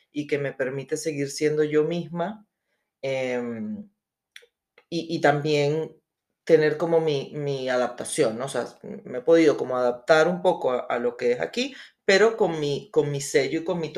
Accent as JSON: {"language": "Spanish", "country": "Venezuela", "also_born_or_lived": "Spain / Colombia", "moved": "yes", "said": "eh, soy de Venezuela, este, vivo, bueno, emigré hace ya el año"}